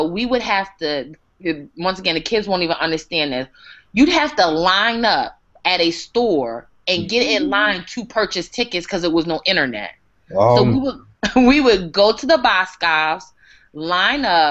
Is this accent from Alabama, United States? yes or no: no; New Jersey, United States; I grew up in the South Jersey area